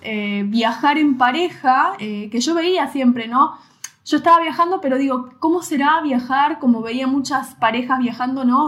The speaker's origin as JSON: {"language": "Spanish", "town": "Mar del Plata", "region": "Buenos Aires Province", "country": "Argentina", "tie": "born or raised there", "moved": "as an adult", "said": "en el Mar del Plata, la ciudad de donde yo soy, eh, yo viví toda mi vida en la misma casa"}